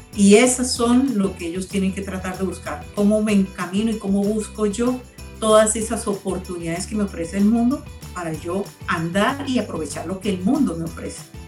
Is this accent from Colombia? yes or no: yes; Colombia; nosotros también como colombianos